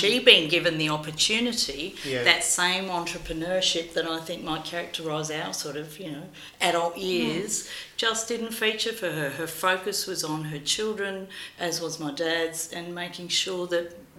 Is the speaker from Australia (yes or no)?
yes; Australia; also born or lived in Greece; I was born in Greece and came to Australia when I was about 6 or 7